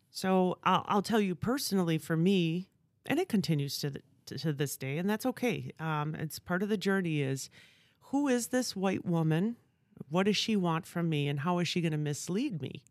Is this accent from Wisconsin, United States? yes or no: yes; Stevens Point, Wisconsin, United States; also born or lived in Southern California; now in Appleton, United States; I'm originally from Stevens Point, so grew up in Wisconsin my whole life